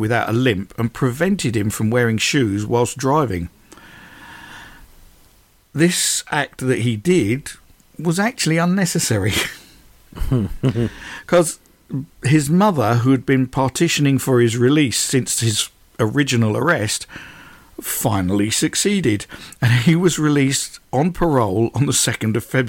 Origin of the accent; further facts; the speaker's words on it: United Kingdom; we're British